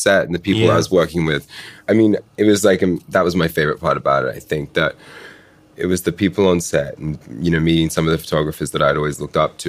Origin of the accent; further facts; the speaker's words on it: Currumbin Valley, Queensland, Australia; moved away; my hometown, Crumlin Valley.